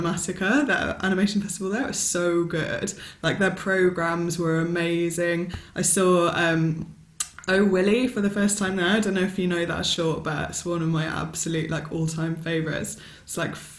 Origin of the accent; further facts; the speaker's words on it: Cardiff, Wales, United Kingdom; so where are you from? And I said Cardiff